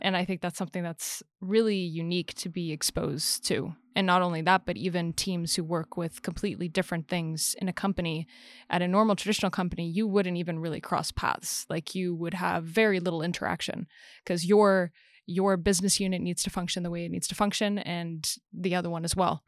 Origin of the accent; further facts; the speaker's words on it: United States; I'm an American myself